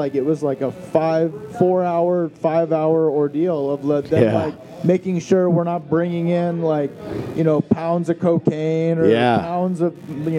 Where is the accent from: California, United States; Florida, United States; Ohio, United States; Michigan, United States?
Florida, United States; moved away; I'm originally from Florida